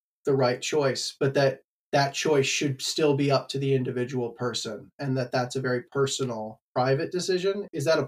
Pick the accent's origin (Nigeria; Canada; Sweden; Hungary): Canada; now in United States; I'm not actually American. I'm Canadian.